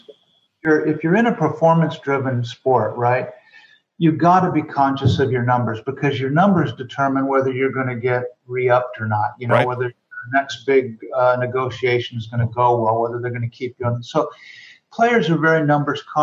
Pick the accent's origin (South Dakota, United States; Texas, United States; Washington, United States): South Dakota, United States; Rapid City; moved away; also born or lived in West Coast; I grew up in Rapid City, South Dakota.